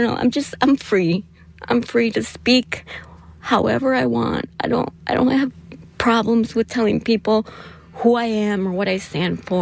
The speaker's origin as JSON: {"language": "English", "town": "Chicago", "region": "Illinois", "country": "United States", "tie": "born or raised there", "also_born_or_lived": "Chile", "said": "I'm from Chicago"}